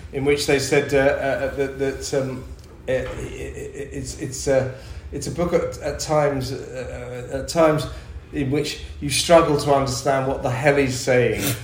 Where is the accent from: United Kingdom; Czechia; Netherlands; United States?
United Kingdom; London; I'm a Londoner